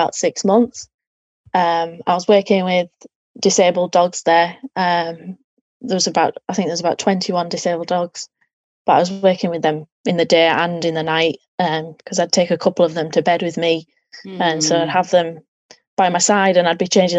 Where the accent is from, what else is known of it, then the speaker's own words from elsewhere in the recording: Yorkshire and the Humber, United Kingdom; moved away as an adult; now in High Wycombe, United Kingdom; I'm actually originally from West Yorkshire, so the north of England, and obviously now I'm in the south.